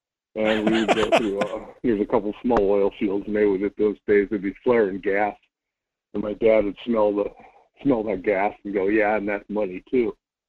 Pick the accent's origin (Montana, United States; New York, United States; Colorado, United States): Colorado, United States; So, talking about memories, I grew up in Colorado, and my mom's family all lived in extreme northeastern Colorado, a small cow town